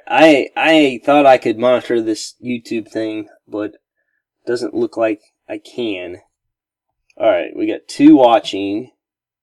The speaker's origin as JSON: {"language": "English", "region": "Missouri", "country": "United States", "said": "I'm from Missouri"}